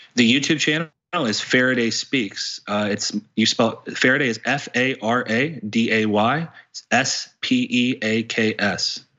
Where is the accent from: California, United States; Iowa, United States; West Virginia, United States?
West Virginia, United States; I grew up in a small town in West Virginia.